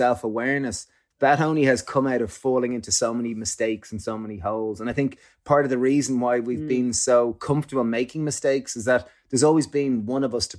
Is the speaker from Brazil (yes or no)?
no; Ireland; because growing up in Ireland, alcohol, and similarly probably in the UK, alcohol is like the social lubricant.